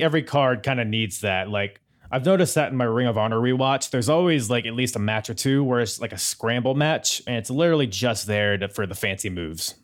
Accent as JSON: {"language": "English", "country": "United States", "said": "I'm an American"}